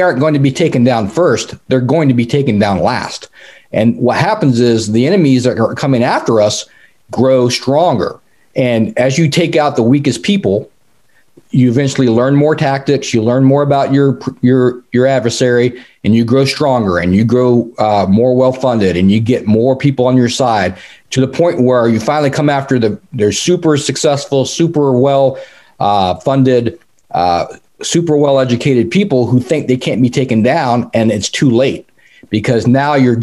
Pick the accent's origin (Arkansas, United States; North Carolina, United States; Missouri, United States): North Carolina, United States; moved away; I grew up in North Carolina. I was the son of an Army Green Beret at Fort Bragg.